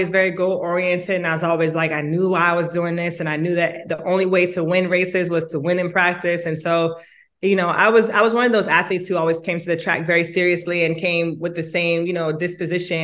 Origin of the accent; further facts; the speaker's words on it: Jamaica; now in United States; I was born in Jamaica